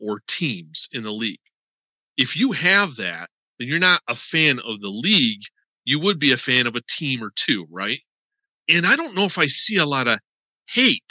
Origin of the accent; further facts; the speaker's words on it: Western New York, United States; now in Florida, United States; I grew up in Western New York as a Miami Dolphins fan